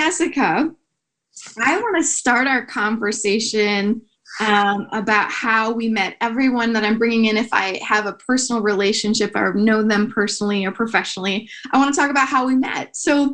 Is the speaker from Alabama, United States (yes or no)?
no; Wisconsin, United States; moved away as an adult; also born or lived in Tennessee / New York City; I am born and raised in Wisconsin.